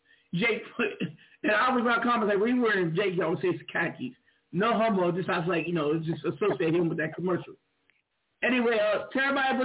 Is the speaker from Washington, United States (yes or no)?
yes; Seattle, Washington, United States; moved away; also born or lived in Inglewood, California; I grew up in Seattle, Washington.